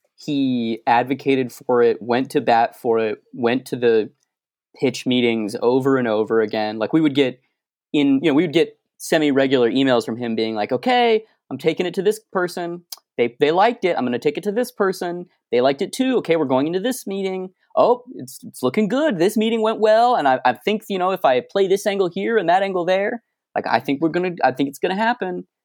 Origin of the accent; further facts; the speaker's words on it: Arizona, United States; I'm from Arizona